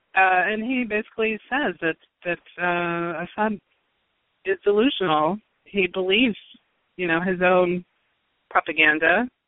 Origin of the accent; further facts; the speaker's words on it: Georgia, United States; However, I grew up in Georgia, in the American South, and I am very familiar with just hearing, basically studying Georgia history